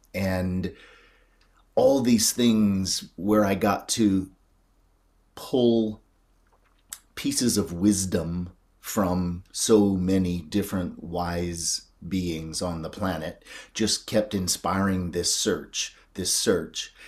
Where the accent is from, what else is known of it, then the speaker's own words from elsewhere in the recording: North Carolina, United States; I grew up in North Carolina